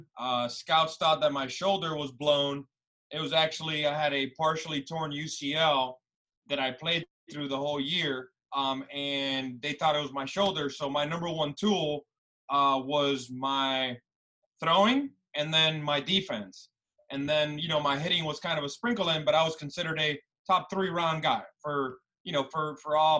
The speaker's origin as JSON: {"language": "English", "town": "Miami", "region": "Florida", "country": "United States", "tie": "born or raised there", "also_born_or_lived": "Cuba", "said": "I came from Cuba on a raft when I was 8 years old. I'm literally the Miami guy that came from Cuba. You know, like I kind of check all the rafter, you know, this boxes. I check all of those. But grew up in Miami"}